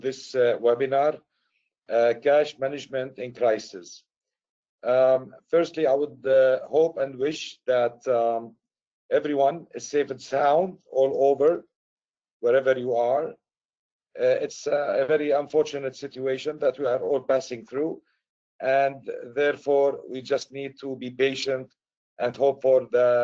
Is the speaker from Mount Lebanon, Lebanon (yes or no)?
no; Beirut, Beirut Governorate, Lebanon; moved away; also born or lived in Syria / United States; I'm originally from Syria. I was raised in Beirut, Lebanon.